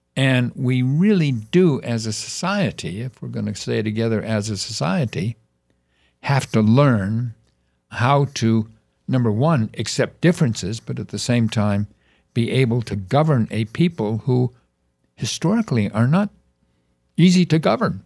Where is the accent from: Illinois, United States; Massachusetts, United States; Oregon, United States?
Illinois, United States; Chicago; I was born in Chicago